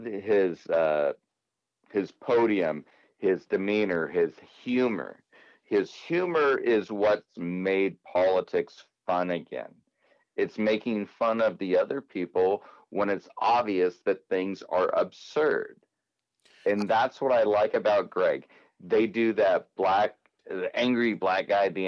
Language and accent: English; United States; as American people